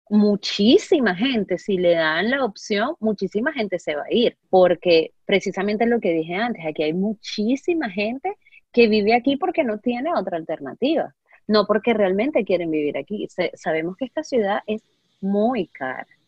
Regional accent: Spain; moved away as an adult; now in United States; Yo vengo de, vengo de España, dejé a mí, por pensar en amigos que, que están acá, que son españoles, dejé a mi familia hace unos 5 o 6 años.

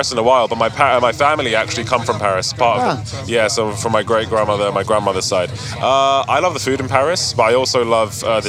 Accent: Hayes, London, United Kingdom; also born or lived in Olympic Park, London; I grew up in West, but super West, Hayes.

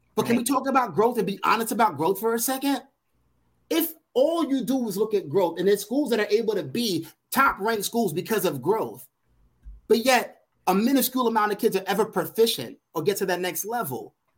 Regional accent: New York City, New York, United States; growing up in Brooklyn, New York

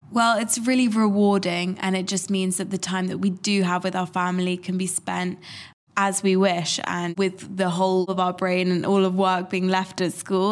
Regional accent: London, United Kingdom; I'm from London

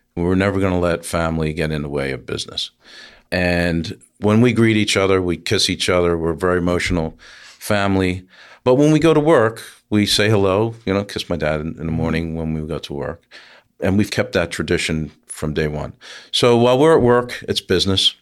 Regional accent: Philadelphia, Pennsylvania, United States; moved away as an adult; also born or lived in Brooklyn, New York; now in Woodbury, United States; We're from Northeast Philadelphia

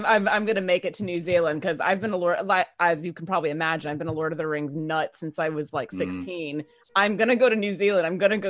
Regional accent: Alaska, United States; I'm blonde naturally from Alaska.

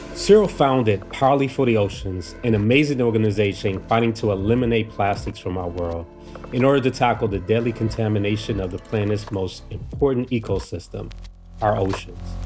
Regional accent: Washington, District of Columbia, United States; me growing up in D C here.

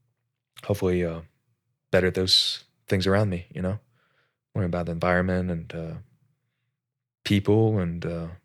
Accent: Alaska, United States; I like to think I grew up in Alaska, change for the better.

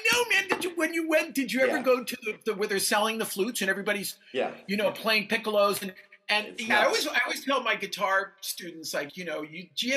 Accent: Danbury, Connecticut, United States; now in New York City, United States; I'm from Danbury, Connecticut

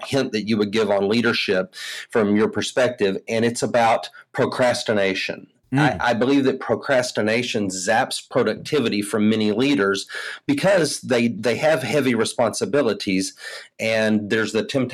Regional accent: Houston, Texas, United States; I hail from Houston, Texas. I live in the Southwest Houston area

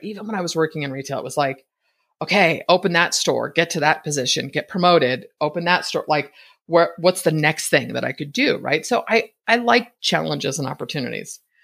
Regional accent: Bay Area, California, United States; moved away as an adult; now in Boise, United States; Born and raised in the Bay Area, I spent my entire adult life in Northern California.

